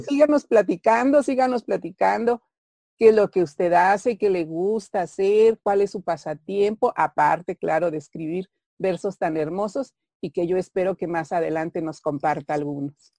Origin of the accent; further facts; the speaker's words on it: Pachuca, Hidalgo, Mexico; donde yo nací, Pachuca Hidalgo